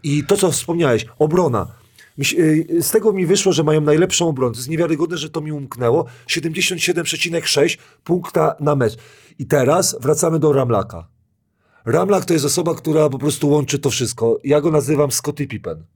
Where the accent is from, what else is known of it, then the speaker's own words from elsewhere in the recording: Kuyavian-Pomeranian Voivodeship, Poland; ja jestem z Kujaw